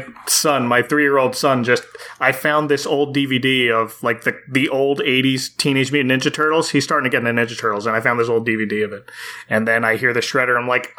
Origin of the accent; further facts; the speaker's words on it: Blackwood, New Jersey, United States; Yes, a native of Cherry Hill, New Jersey, which is very close to where I grew up in the Blackwood, Clementon area.